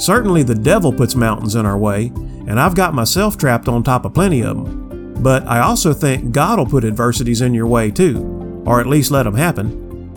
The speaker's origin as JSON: {"language": "English", "region": "Florida", "country": "United States", "tie": "born or raised there", "said": "I grew up in Florida"}